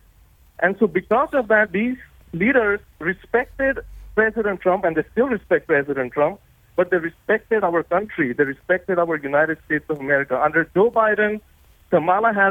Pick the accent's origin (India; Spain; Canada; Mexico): India; born or raised there; also born or lived in Summit, New Jersey, United States; now in Florida, United States